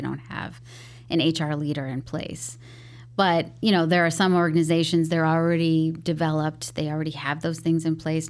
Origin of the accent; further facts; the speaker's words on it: Chicago, Illinois, United States; first language English; also born or lived in Mexico; I grew up in Beverly, so very predominant Irish neighborhood.